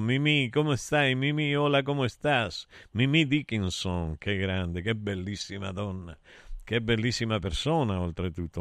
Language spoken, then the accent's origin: Italian; Taurianova, Calabria, Italy; mio paese di Taurianova